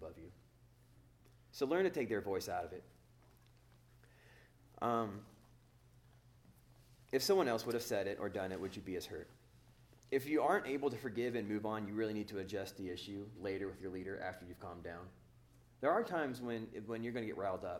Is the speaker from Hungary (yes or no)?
no; Oklahoma, United States; now in Northern California, United States; I'm from Oklahoma